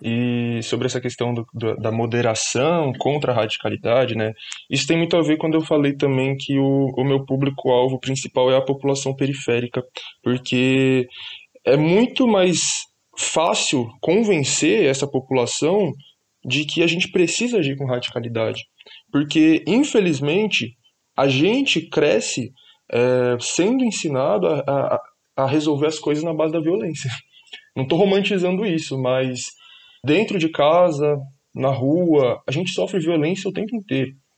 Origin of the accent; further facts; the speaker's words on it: São Paulo, Brazil; eu sou da, da Zona Norte de São Paulo, nascido e crescido na Brasilândia.